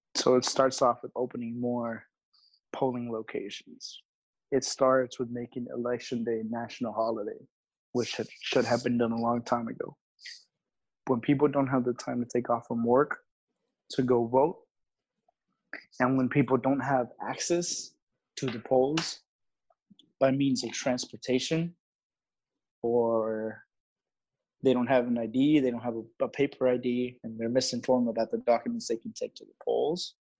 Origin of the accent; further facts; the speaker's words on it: Laredo, Texas, United States; I was raised in Laredo, so it's a predominantly um, Mexican American Hispanic city